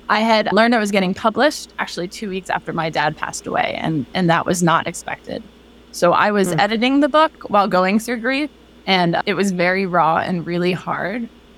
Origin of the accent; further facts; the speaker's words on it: Chicago, Illinois, United States; born there; also born or lived in Philadelphia / Boston / North Carolina; I was born in Chicago, lived in Philly, lived in Boston, lived in North Carolina. And then a year ago, I moved outside Seattle, Washington.